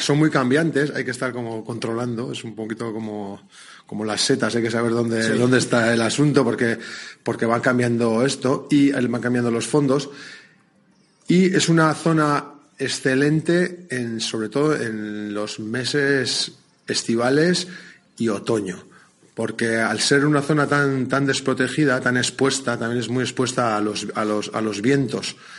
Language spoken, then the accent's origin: Spanish; Basque Country, Spain; sitúa nuestra tierra en el mundo del surf, porque muchos cuando viajamos decimos que casi que somos de Mundaka